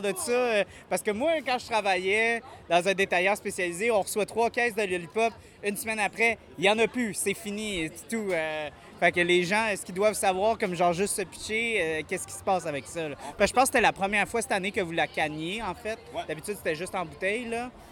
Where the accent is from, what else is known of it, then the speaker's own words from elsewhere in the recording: Montreal, Quebec, Canada; moi je viens de Montréal